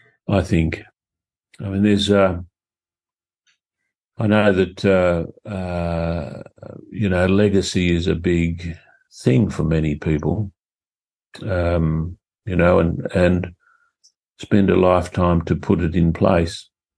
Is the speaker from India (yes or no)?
no; Australia; I feel that there's this longing to know who we are as Australian people, you know.